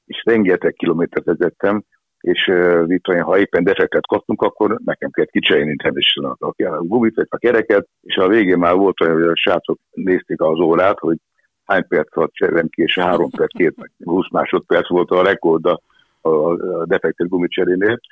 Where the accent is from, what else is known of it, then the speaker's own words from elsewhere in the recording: Budapest, Hungary; also born or lived in Esztergom; Akkor én egy kőbányai gyerek vagyok, kőbányai születtem, és ott is éltem 20 évig, 21 éves koromig